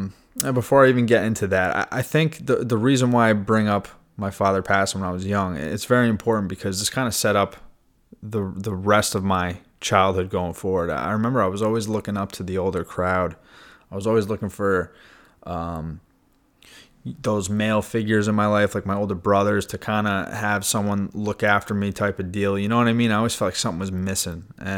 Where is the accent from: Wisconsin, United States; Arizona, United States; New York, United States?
New York, United States; I grew up in New York, about an hour north of the city